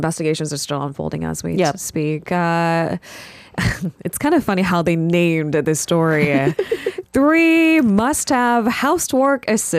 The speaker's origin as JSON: {"language": "English", "country": "South Korea", "tie": "born or raised there", "said": "when I was growing up in Korea"}